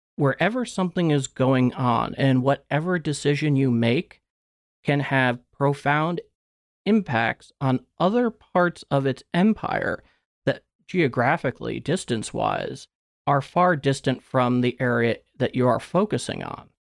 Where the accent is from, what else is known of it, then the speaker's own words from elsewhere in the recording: United States; as an American living in the present